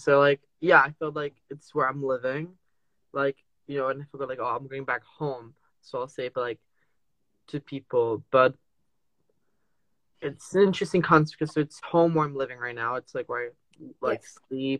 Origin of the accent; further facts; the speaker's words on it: France; first language French; English is a second language; also born or lived in Trinidad and Tobago; now in United Kingdom; I also I speak French, like that's my native language. I go back to France. I do very French things in some ways